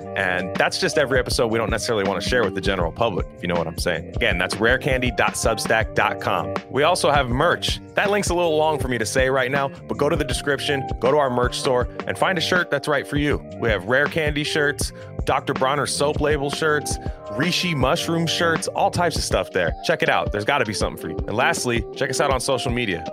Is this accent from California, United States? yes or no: yes; Northern California, United States; I'm from Northern California